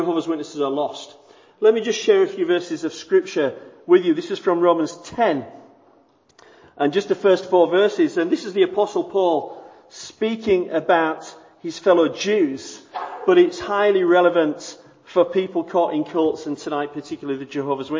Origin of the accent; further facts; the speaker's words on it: Bradford, Yorkshire and the Humber, United Kingdom; I'm from Bradford